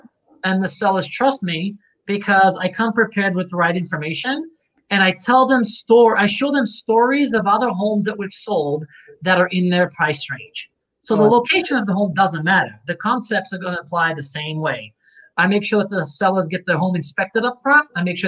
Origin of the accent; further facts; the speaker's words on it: Czechia; So I'm from Czechoslovakia.